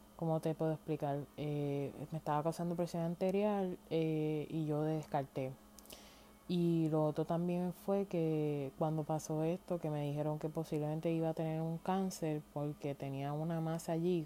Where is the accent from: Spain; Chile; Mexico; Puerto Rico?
Puerto Rico; moved away as an adult; me fui de Puerto Rico